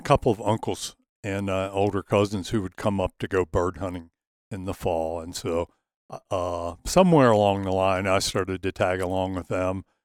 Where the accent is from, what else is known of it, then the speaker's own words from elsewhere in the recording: just south of Gettysburg, Pennsylvania, Maryland, United States; I grew up in, uh, right near the Mason-Dixon line, just south of it in Maryland, uh, just south of Gettysburg, Pennsylvania